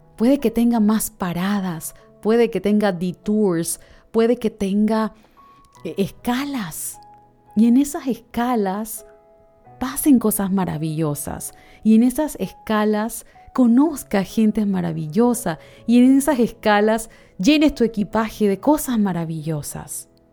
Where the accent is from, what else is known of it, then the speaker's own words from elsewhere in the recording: Panama; soy de Panamá, vivo actualmente en Panamá